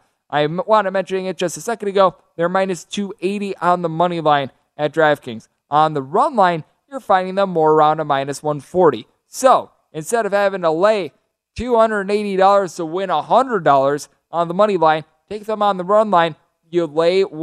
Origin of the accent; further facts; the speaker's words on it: Wisconsin, United States; my home state Milwaukee Brewers